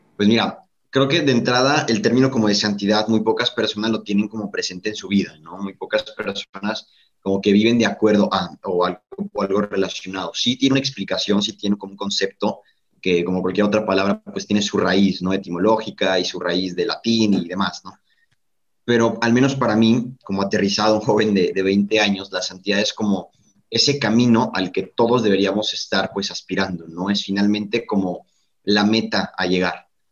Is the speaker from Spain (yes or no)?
no; Mexico; desde acá de México. Creo que en primera instancia se pueden percatar, ¿no? Que no soy de, por allá, por el acento